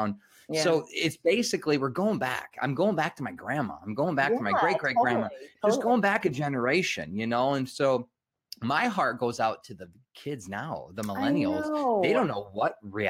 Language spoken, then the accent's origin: English; Michigan, United States; I'm from Michigan, we call it pop